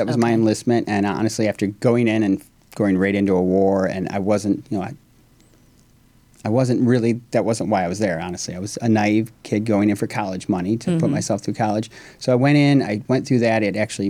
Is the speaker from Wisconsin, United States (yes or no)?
no; Phelps, New York, United States; moved away as an adult; I'm from upstate New York originally, small town, Phelps, New York, you know, one stoplight.